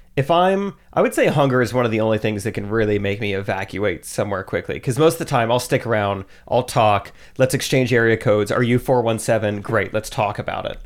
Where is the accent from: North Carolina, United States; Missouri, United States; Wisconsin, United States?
Missouri, United States; Strafford; also born or lived in Springfield, Missouri; I grew up in Stratford